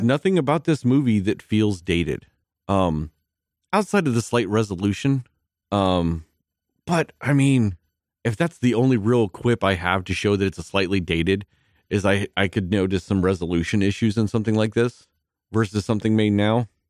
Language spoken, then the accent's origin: English; Midland, Texas, United States; growing up in Midland, Texas